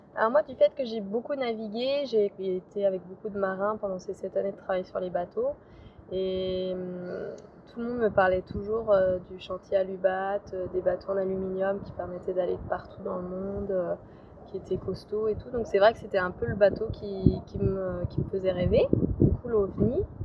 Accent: Lyon, Auvergne-Rhône-Alpes, France; moved away as an adult; je suis originaire de Lyon

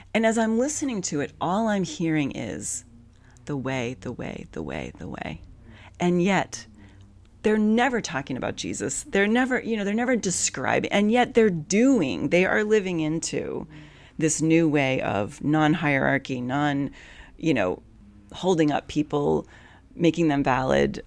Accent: Massachusetts, United States; I grew up in Massachusetts.

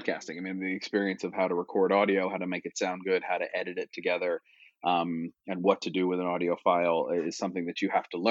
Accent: Wilmington, Delaware, United States; moved away; So I'm from Wilmington, Delaware, born and raised

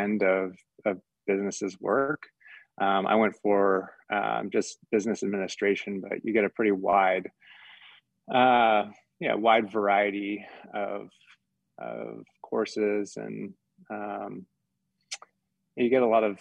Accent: Southern Oregon, United States; also born or lived in Colorado / Mammoth Lakes, California; now in Utah, United States; I grew up in Southern Oregon.

